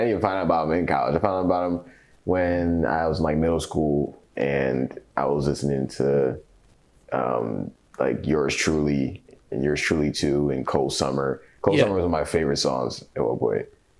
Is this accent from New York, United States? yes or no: yes; New York, United States; I'm from New York.